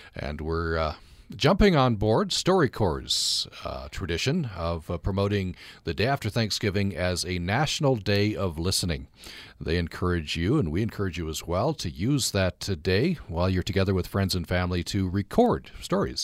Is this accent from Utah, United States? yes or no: yes; Vernal, Utah, United States; growing up in Vernal